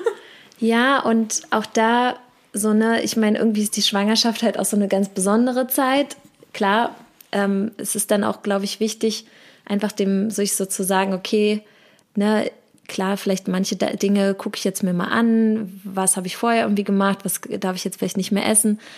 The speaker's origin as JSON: {"language": "German", "region": "Berlin", "country": "Germany", "tie": "born or raised there", "said": "bin tatsächlich gebürtige Berlinerin"}